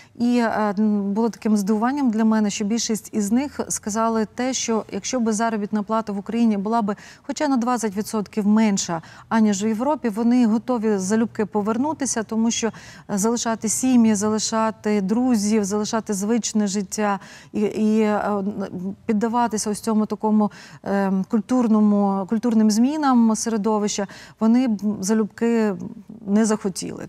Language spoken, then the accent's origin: Ukrainian; Prykarpattia, Ukraine; я сама народилася в Прикарпатті